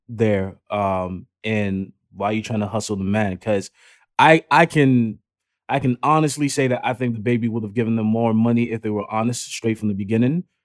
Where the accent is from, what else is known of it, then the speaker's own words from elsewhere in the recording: United States; I grew up in America